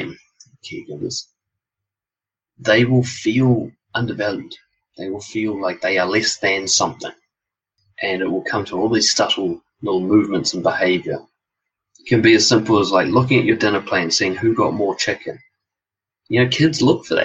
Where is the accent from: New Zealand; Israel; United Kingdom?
New Zealand; Auckland; born and raised in West Auckland, well, raised there anyway